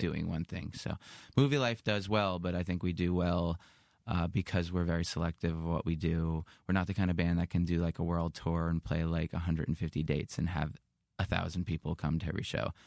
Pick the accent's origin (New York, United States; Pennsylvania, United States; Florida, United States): New York, United States; growing up in New York